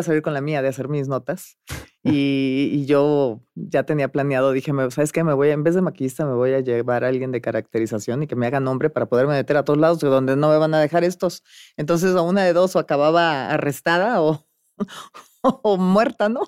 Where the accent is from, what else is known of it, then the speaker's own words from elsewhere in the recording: Monterrey, Nuevo León, Mexico; moved away; yo vivía en Monterrey, nací en Monterrey, Nuevo León